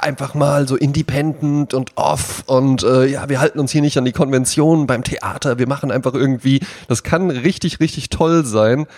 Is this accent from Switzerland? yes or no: no; Germany; in Bonnbaden, wo ich herkomme